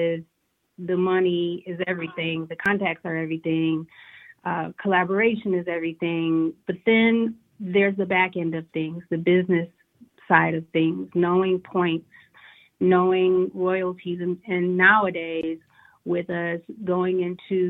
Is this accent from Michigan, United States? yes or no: yes; Detroit, Michigan, United States; now in Atlanta, United States; I reside in Atlanta right now. I am from Motown, Detroit City